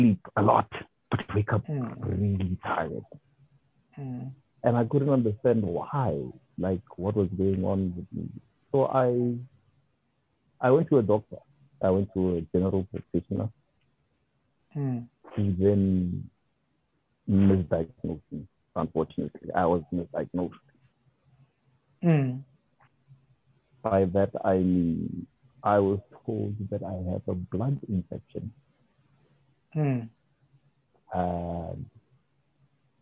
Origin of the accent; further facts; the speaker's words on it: Pretoria, Gauteng, South Africa; moved away as an adult; also born or lived in Durban / Mpumalanga / Limpopo / Northern Cape; I grew up in Pretoria